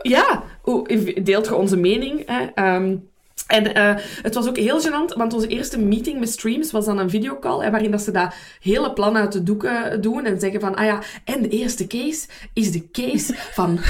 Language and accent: Dutch; Belgium; voor mij als Belg